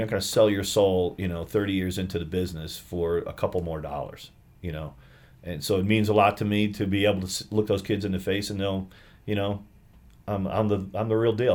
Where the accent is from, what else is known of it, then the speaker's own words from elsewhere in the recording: Albany, New York, United States; moved away; I grew up in Albany, New York.